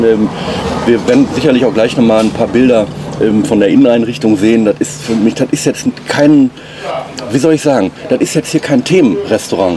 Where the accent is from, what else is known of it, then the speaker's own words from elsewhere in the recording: Oberhausen, North Rhine-Westphalia, Germany; ich bin im Oberhausen am Norden aufgewachsen.